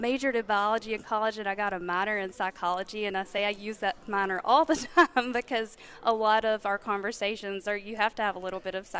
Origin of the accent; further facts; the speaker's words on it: Georgia, United States; I'm from Georgia.